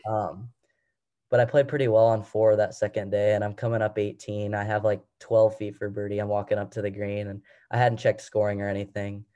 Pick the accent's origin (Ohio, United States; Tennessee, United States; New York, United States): Ohio, United States; Uniontown; I'm from Uniontown, Ohio